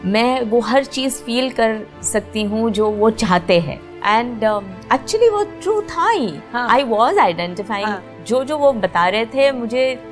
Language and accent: Hindi; Mumbai, Maharashtra, India; also born or lived in Sangli; actually हम सांगली से हैं लेकिन पले बड़े हैं बम्बई में